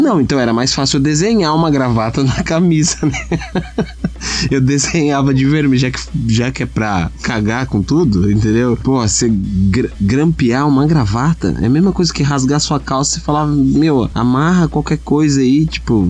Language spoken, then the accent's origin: Portuguese; Tietê, São Paulo, Brazil; fui criado aqui, desde pequeno